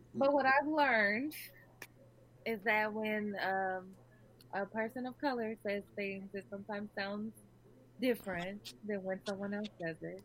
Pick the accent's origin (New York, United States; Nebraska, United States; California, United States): Nebraska, United States; now in Key West, United States; I'm actually from Nebraska, but I live in Key West.